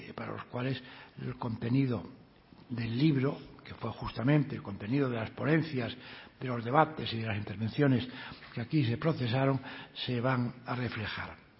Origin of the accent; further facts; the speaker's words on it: Asturias, Spain; Asturias, a mi tierra